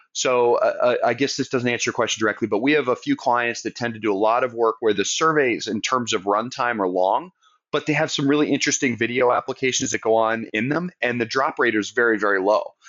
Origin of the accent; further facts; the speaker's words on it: Southern Maine, United States; now in Charleston, United States; I grew up in Southern Maine, so I'm a New England transplant